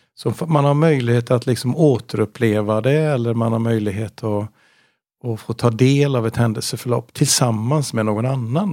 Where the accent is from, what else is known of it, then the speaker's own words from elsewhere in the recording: Gothenburg, Västra Götaland, Sweden; Jag är från Göteborg.